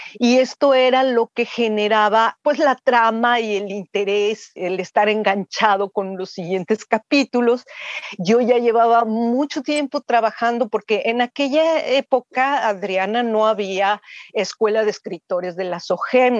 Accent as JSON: {"language": "Spanish", "country": "Mexico", "said": "mi país"}